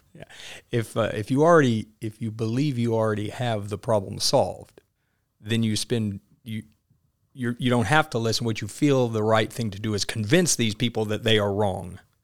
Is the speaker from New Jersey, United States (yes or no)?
no; Maynard, Arkansas, United States; I grew up in a, in a little bitty town, Maynard, Arkansas